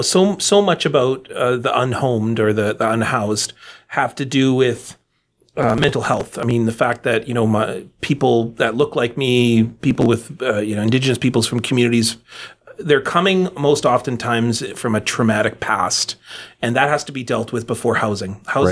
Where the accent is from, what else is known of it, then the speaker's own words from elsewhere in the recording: Manitoba, Canada; I grew up on welfare in Manitoba housing.